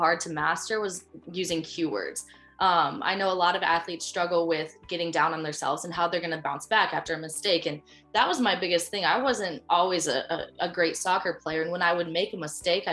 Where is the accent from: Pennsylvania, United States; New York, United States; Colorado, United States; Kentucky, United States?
Colorado, United States; moved away as an adult; now in Ohio, United States; I am to be from Colorado